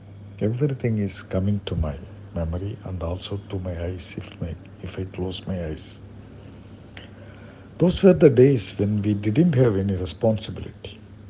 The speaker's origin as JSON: {"language": "English", "town": "Thiruuthirakosamangai", "region": "Tamil Nadu", "country": "India", "tie": "born or raised there", "moved": "yes", "said": "My hometown is Thiruvuttirukkosamangai in Ramanathapuram district in Tamil Nadu."}